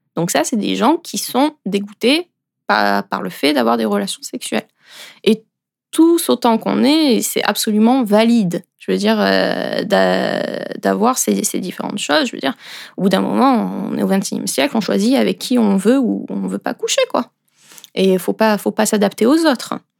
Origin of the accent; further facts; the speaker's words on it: France; moved away as an adult; now in Switzerland; Et à l'origine, moi, je suis française et ça fait 5 ans que je suis en Suisse